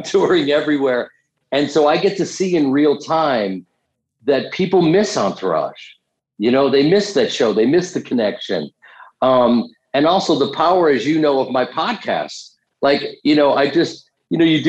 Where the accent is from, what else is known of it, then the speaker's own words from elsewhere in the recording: Chicago, Illinois, United States; I grew up in Chicago doing Second City